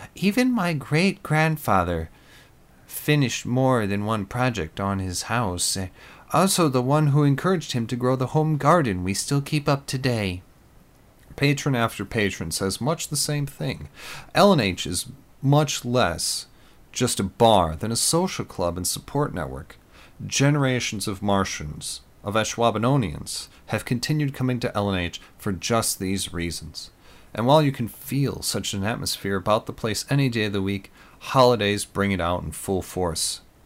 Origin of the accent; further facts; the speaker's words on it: Green Bay, Wisconsin, United States; I grew up in and around Green Bay.